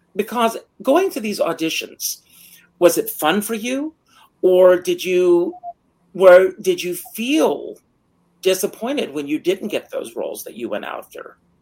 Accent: Myrtle Beach, South Carolina, United States; moved away; Myrtle Beach, which is my hometown

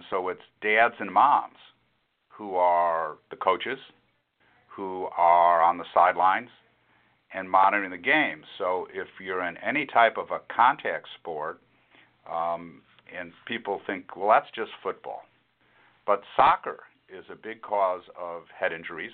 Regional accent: Chicago, Illinois, United States; now in San Antonio, United States; I'm a Yankee from Chicago. I mean, I'm from the north.

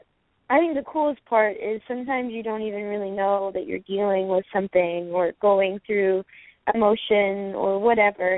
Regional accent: Okanagan, British Columbia, Canada; also born or lived in Nashville; coming from the Okanagan in B.C., I mean, I'm not from Kamloops, so you know, more the Vernon Colonna side

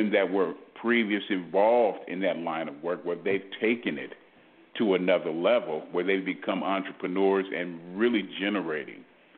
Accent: Southern California, United States; now in Houston, United States; I grew up in Southern California

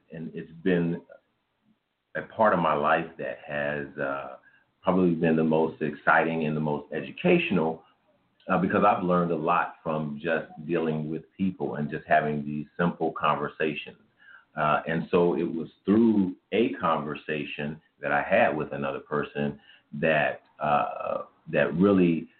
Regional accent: Kansas City, Missouri, United States; also born or lived in Fayette, Missouri; I am a 46-year-old African-American male, born and raised in Kansas City, Missouri

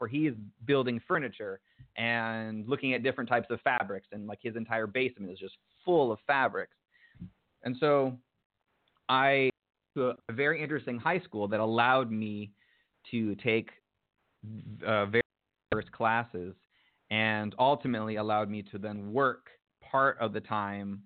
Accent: United States; growing up in the United States

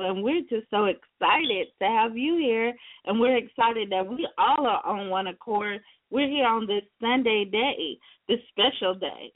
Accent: Seneca, South Carolina, United States; my home state, South Carolina, especially the upstate as well, because you know I'm from Seneca, South Carolina

